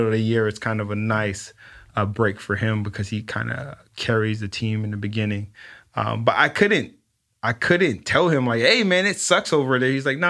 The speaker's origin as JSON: {"language": "English", "town": "Los Angeles", "region": "California", "country": "United States", "tie": "born or raised there", "said": "And, you know, growing up in South Central and kind of understanding that you live this life of having to be very careful"}